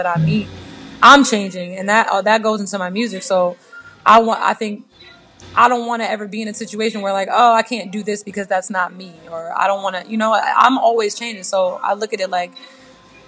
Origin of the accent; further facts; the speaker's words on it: United States; I'm American. I grew up in America.